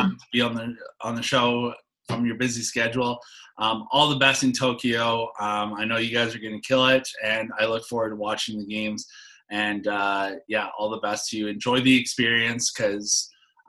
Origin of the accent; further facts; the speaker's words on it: Canada; I'm a Canadian